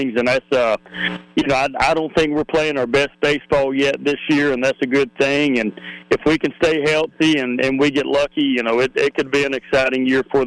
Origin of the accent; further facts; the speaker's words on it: Northeast Alabama, United States; moved away as an adult; also born or lived in Montgomery, Alabama; now in Fairhope, United States; I'm from Northeast Alabama